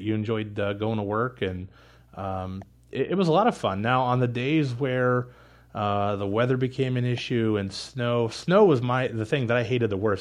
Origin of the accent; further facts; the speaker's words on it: Pittsburgh, Pennsylvania, United States; moved away as an adult; also born or lived in Indianapolis, Indiana / Elkhart, Indiana; I was born and raised in Pittsburgh